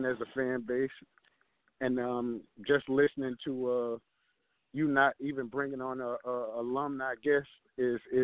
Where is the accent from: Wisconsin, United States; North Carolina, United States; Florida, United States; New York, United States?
Florida, United States; Vero Beach; moved away; I'm originally from Vero Beach. My high school team